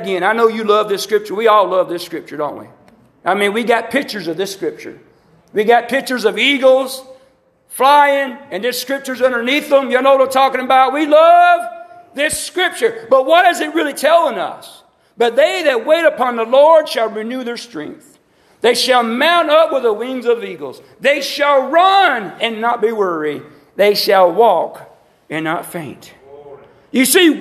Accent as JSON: {"language": "English", "region": "the South", "country": "United States", "said": "I'm a Southerner"}